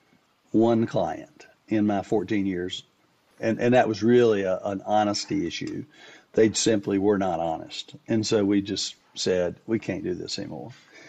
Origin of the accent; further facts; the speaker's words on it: Winston-Salem, North Carolina, United States; I was from Winston-Salem. I grew up in Winston-Salem.